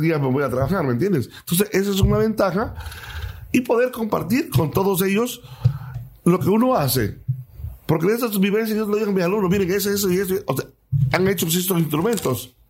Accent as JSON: {"language": "Spanish", "town": "Cintalapa", "region": "Chiapas", "country": "Mexico", "said": "soy de Citalapa"}